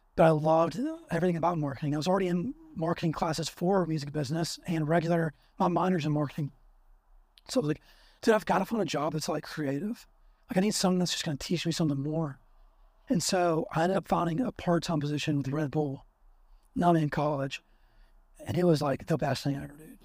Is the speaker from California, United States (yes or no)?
no; Alabama, United States; I'm from Bama